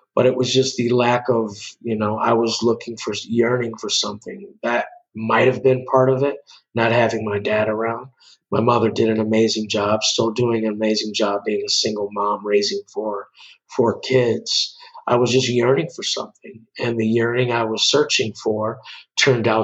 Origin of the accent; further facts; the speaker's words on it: Chicago, Illinois, United States; moved away as an adult; also born or lived in Los Angeles, California; I'm originally from Chicago.